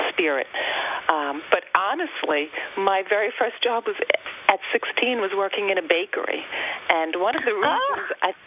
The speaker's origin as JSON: {"language": "English", "area": "Long Island", "region": "New York", "country": "United States", "tie": "born or raised there", "said": "I am Long Island born and bred. I've lived my entire life on Long Island in different areas of Long Island, but I've raised my family here, and uh, this is my home."}